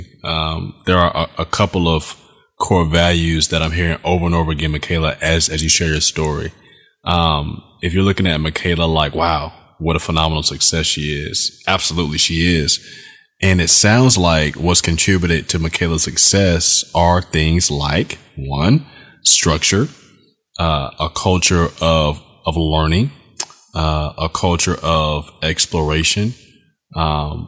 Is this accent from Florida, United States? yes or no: yes; South Florida, United States; where I grew up in South Florida